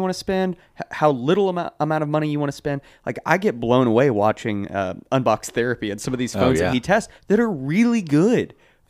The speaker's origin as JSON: {"language": "English", "region": "New Hampshire", "country": "United States", "said": "Yeah, I'm from New Hampshire."}